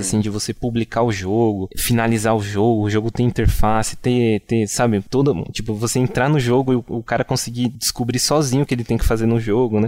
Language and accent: Portuguese; Rio Grande da Serra, São Paulo, Brazil; uma cidade que, que nós, nós três somos de lá, né? Que é uma, cidade, uma cidade que se chama Rio Grande da Serra